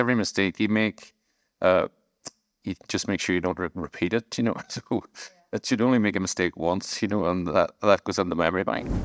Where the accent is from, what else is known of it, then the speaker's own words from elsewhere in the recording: Strabane, Northern Ireland, United Kingdom; moved away; also born or lived in Manchester; I was from Strabane